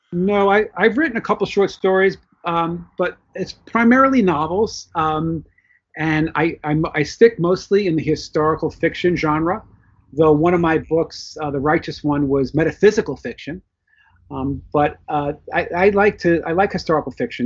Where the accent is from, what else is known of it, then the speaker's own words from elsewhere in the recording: New York City, New York, United States; also born or lived in Florida; now in New Jersey, United States; I was born in the Bronx, New York. I currently live in New Jersey, but still in the New York metropolitan area